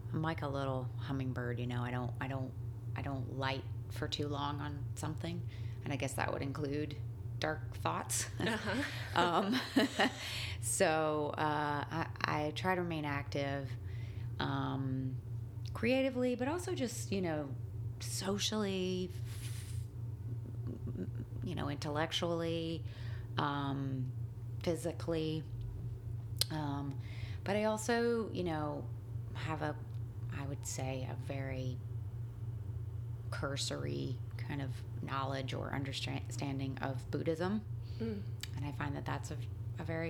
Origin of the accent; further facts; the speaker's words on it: the South, United States; now in New York, United States; I grew up in the South